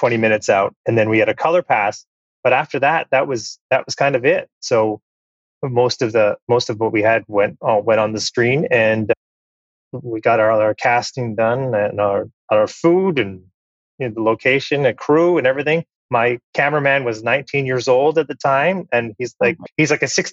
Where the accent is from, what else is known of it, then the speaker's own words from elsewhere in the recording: Canada; I'm Canadian. Canada is my home and native land.